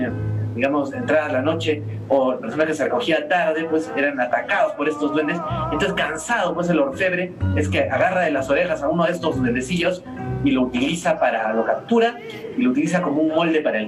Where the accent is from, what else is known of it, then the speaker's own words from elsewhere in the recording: Arequipa, Peru; nuestro carácter como arequipeños